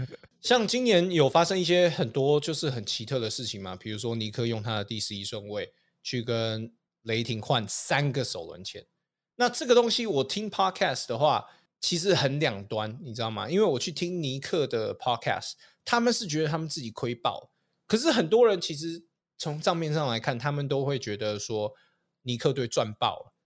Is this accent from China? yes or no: no; Canada; also born or lived in Vancouver, Canada; now in Taiwan; 回加拿大，就是我的老家去